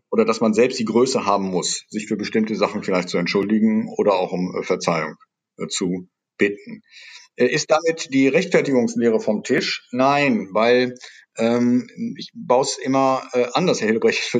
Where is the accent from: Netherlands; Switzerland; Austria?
Netherlands; German is a second language; Denken Sie an die Versöhnungszeremonien in Südafrika, als äh, Niederländer ist mir das natürlich sehr nah, mhm.